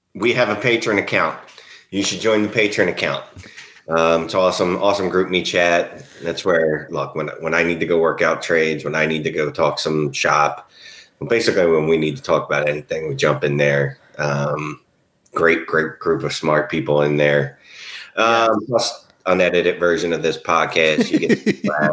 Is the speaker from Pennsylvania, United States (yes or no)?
yes; Philadelphia, Pennsylvania, United States; I'm from Philly